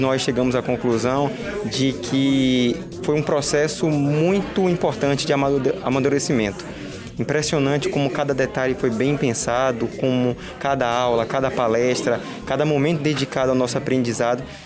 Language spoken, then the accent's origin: Portuguese; Salvador, Bahia, Brazil; moved away as an adult; now in Joaçaba, Brazil; eu sou de Salvador